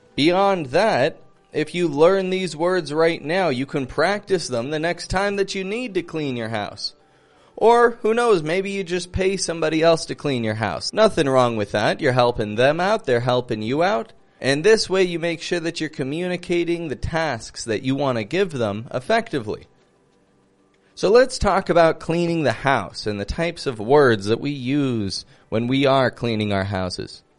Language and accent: English; Toronto, Ontario, Canada; I'm from Toronto, Canada